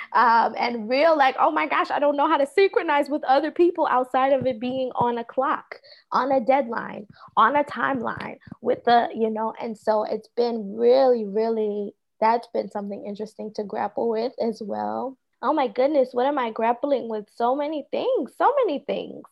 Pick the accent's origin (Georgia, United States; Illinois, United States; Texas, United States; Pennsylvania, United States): Pennsylvania, United States; Philadelphia; moved away; I am from originally from Philadelphia, Southwest Philadelphia